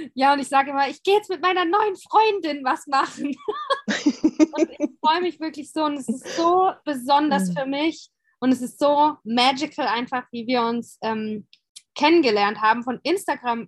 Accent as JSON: {"language": "German", "town": "St. Leon-Rot", "region": "Baden-Württemberg", "country": "Germany", "tie": "born or raised there", "said": "ich bin ja dort aufgewachsen"}